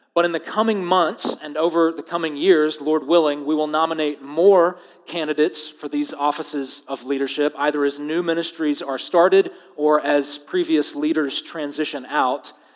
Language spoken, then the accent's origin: English; United States; I am as American as it gets